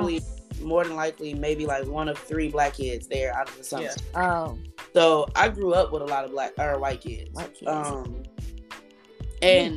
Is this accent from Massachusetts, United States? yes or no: no; Detroit, Michigan, United States; Born and raised in Detroit, Michigan